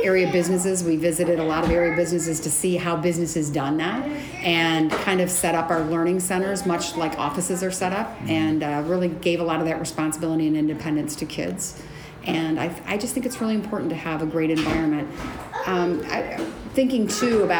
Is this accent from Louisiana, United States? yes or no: no; Toledo, Ohio, United States; So I grew up in Toledo. I grew up in Point Place, so I'm a Toledo kid, a TPS kid.